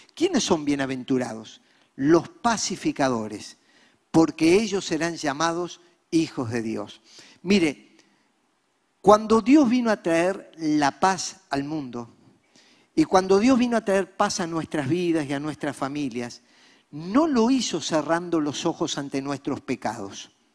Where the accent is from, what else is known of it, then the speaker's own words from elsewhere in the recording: Montevideo, Uruguay; Nosotros somos uruguayos, nacidos aquí. Yo nací en La Teja, el popular barrio montevideano